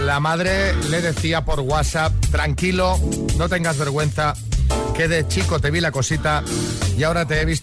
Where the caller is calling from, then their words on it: Madrid, Community of Madrid, Spain; de Madrid.